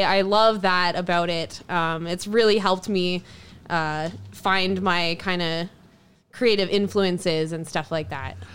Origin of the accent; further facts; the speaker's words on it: Ontario, Canada; also born or lived in Lake Louise; now in Edmonton, Canada; I'm originally from Ontario